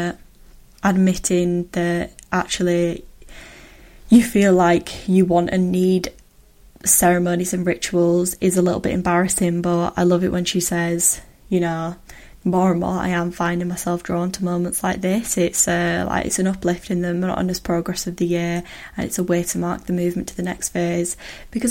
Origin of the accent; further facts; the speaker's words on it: United Kingdom; as a British person